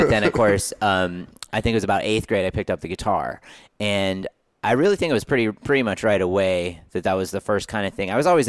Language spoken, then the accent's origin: English; Connecticut, United States; moved away as an adult; now in Texas, United States; Yeah, I'm from Connecticut, actually.